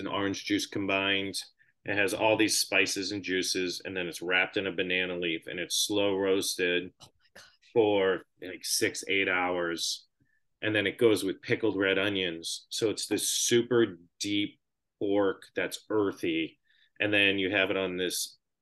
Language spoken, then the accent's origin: English; Boston, Massachusetts, United States; moved away as an adult; also born or lived in Los Angeles; I grew up in Boston.